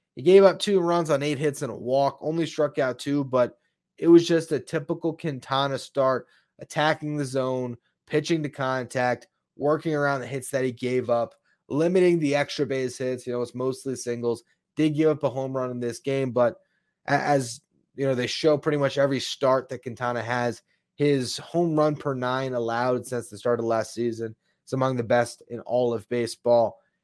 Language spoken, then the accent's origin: English; South Florida, United States; I was born and raised in South Florida, still live down here now